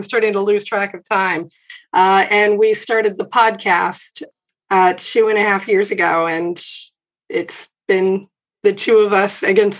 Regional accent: Williamsburg, Virginia, United States; I grew up here in Williamsburg

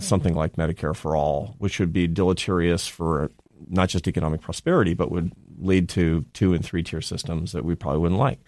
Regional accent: Seattle, Washington, United States; moved away as an adult; also born or lived in Spain; I'm from Seattle.

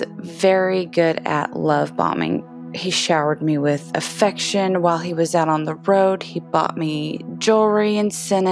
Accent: Oklahoma, United States; I am 37 from Oklahoma

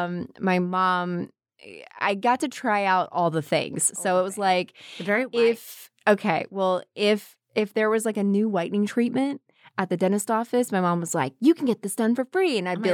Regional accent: the South, United States; So my dad was a Southern Baptist minister, and I grew up in the South, and I grew up around a lot of really strong Southern women

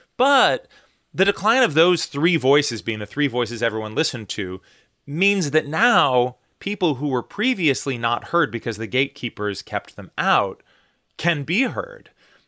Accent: United States; the fact that I'm an American, the fact that I grew up in the U.S., the fact that, you know, I live in this country that has an ocean on either side of us

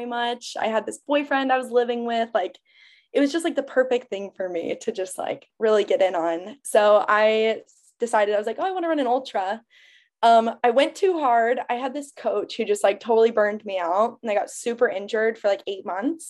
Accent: Phoenix, Arizona, United States; also born or lived in Tucson, Arizona; I'm from Arizona. I'm from Phoenix. I went to school in Tucson

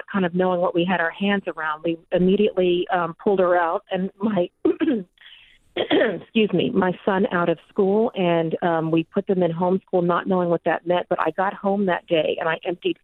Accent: Texas, United States; moved away; until we moved back to my home state of Texas

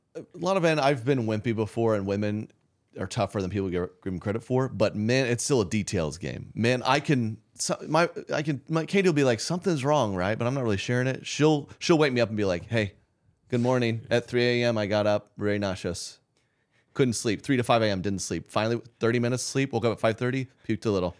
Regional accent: Oklahoma City, Oklahoma, United States; I grew up in Oklahoma City

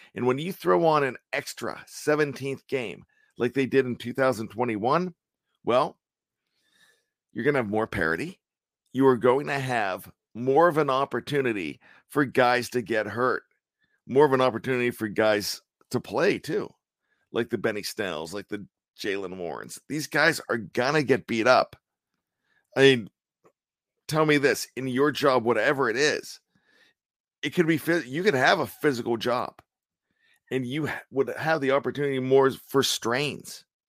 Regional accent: Maryland, United States; We are residents of the Old Line State. We are here in Maryland.

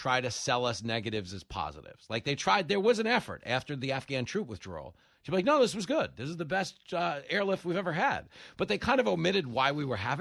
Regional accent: Levittown, New York, United States; I grew up in Levittown, New York

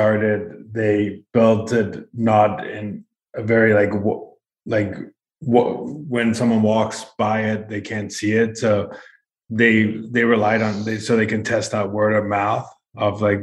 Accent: San Diego, California, United States; I'm from San Diego, I grew up there.

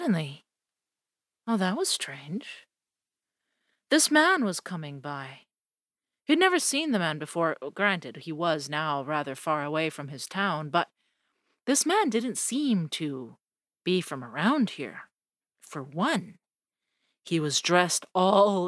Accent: Colombia; I come from Colombia

